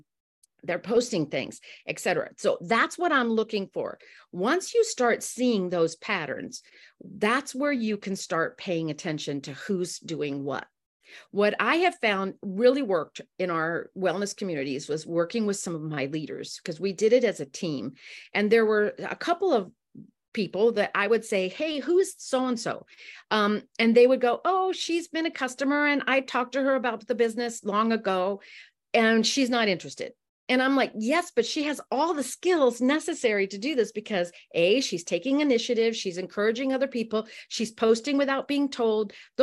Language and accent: English; Amsterdam, North Holland, Netherlands; And I'm so thrilled to be with you guys, even if I'm from Amsterdam.